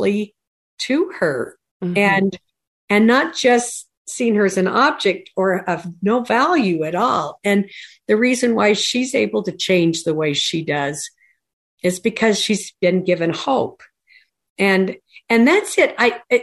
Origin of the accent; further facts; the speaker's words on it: Tremonton, Utah, United States; I grew up in Tremont, Utah